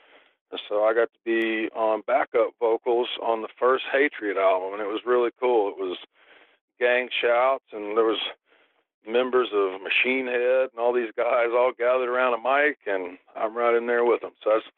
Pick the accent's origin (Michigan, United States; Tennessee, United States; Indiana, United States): Tennessee, United States; also born or lived in California; where I was brought up in Tennessee, I mean, it's not exactly the breeding ground for famous rock musicians.